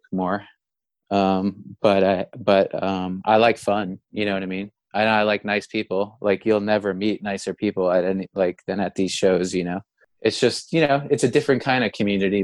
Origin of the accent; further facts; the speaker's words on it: United States; now in New York City, United States; being an American